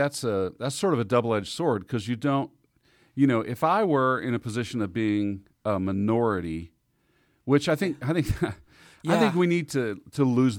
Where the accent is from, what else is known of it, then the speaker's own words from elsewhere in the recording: Arkansas, United States; also born or lived in Texas / Kansas City; I was born in Texas and raised partly in Southeast Arkansas, and then we moved to Kansas City. But especially our Southern family roots